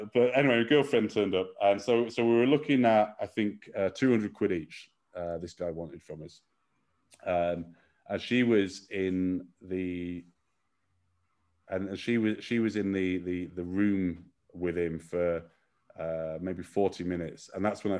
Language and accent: English; United Kingdom; now in China; we're very British